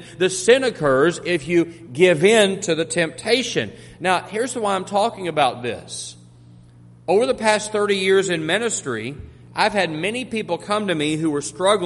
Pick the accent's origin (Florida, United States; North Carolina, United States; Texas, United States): Texas, United States; Monahans; also born or lived in Jackson County, Texas; now in Corsicana, United States; I grew up in the oil fields of West Texas. We didn't know anything about hurricanes in Monahans, Texas